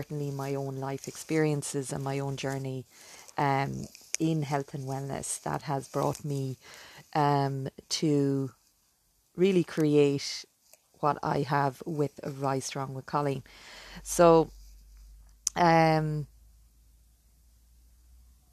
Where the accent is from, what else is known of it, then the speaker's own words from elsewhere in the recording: Ireland; accent: Irish; I'm living in the beautiful country of Ireland. You probably can tell from my accent.